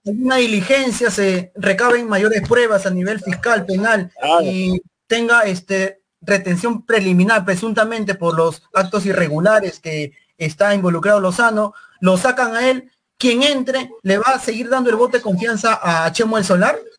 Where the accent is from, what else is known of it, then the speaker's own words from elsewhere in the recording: Peru; nosotros como peruanos